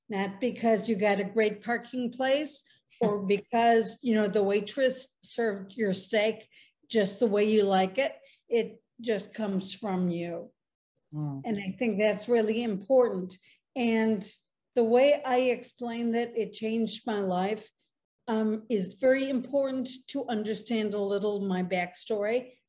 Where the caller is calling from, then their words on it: Chicago, Illinois, United States; I live in Chicago.